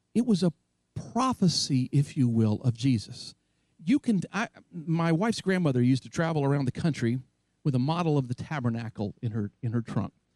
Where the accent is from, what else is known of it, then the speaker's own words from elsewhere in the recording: North Carolina, United States; my hometown in North Carolina